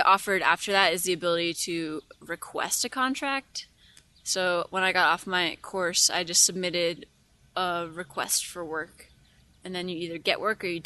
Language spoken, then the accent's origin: English; Maine, United States; moved away as an adult; also born or lived in Wisconsin; now in Wyoming, United States; I grew up in Maine on an island